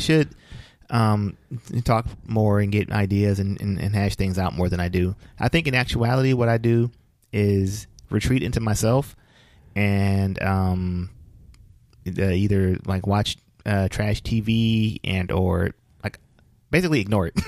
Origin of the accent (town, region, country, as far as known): United States